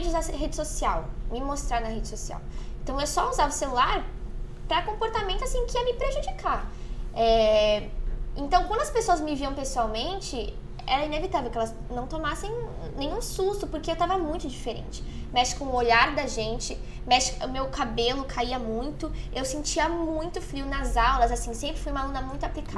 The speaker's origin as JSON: {"language": "Portuguese", "town": "São Vicente", "region": "São Paulo", "country": "Brazil", "tie": "born or raised there", "said": "sou de São Vicente"}